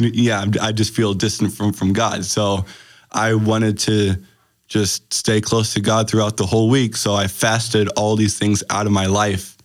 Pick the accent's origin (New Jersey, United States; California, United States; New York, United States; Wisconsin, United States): Wisconsin, United States; Green Bay; also born or lived in Germany; I'm from Green Bay, Wisconsin